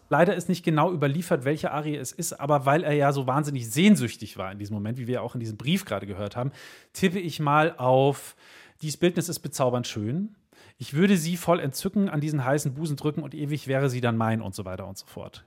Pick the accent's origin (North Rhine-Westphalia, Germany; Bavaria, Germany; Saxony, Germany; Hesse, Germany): Bavaria, Germany; bei uns in Bayern